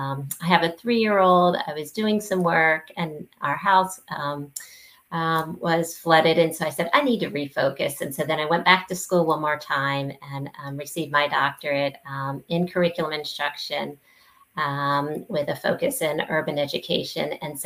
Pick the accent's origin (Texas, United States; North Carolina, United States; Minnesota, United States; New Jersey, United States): New Jersey, United States; moved away as an adult; now in New Orleans, United States; I was born and raised in New Jersey. And so I spent 7 years there. And then I decided to relocate to New Orleans.